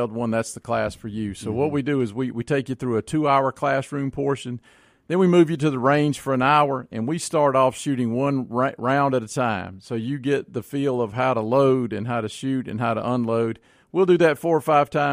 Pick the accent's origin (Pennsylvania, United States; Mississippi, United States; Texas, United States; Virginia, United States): Mississippi, United States; Florence; I grew up out in Rankin County in Florence, so we're hunters